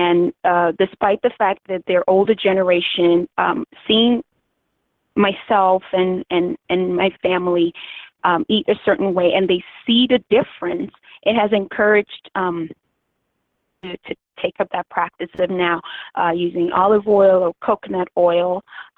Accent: Nigeria; now in Washington, D.C., United States; I'm Nigerian, so the way our foods are prepared, it's more of a cultural thing

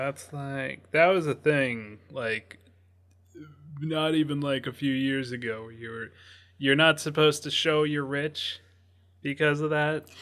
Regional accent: Pacific Northwest, United States; growing up in the Pacific Northwest

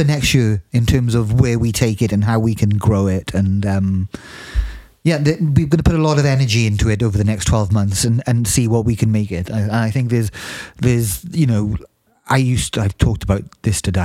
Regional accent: South Wales, United Kingdom; moved away; I'm from South Wales

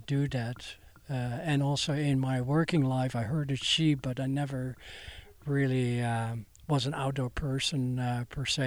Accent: Netherlands; accent: Dutch; English is a second language; moved away as an adult; now in Bellingham, United States; the accent you hear is from Holland

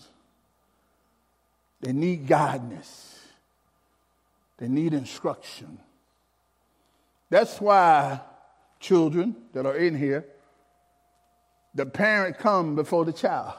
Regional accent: Alabama, United States; as a young man growing up in Alabama, I really didn't know we was poor or where I'm from, poor

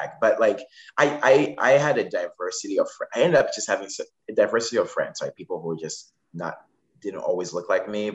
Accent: Zimbabwe; moved away; I'm from Zimbabwe

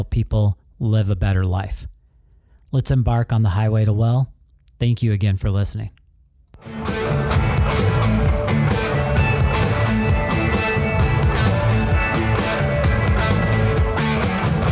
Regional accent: Stevens Point, Wisconsin, United States; right here in my hometown

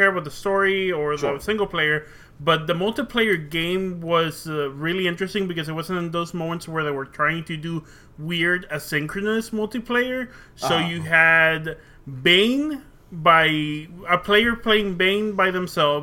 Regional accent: Mexico; I was born in Mexico, which is Central America, not South America

